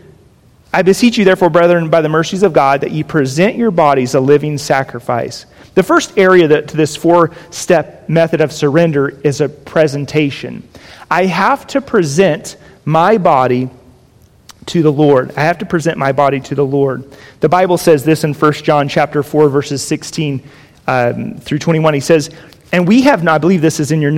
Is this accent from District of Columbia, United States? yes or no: no; Jacksonville, Florida, United States; now in Las Vegas, United States; we grew up on a 4-acre parcel of property in Florida where I grew up in Jacksonville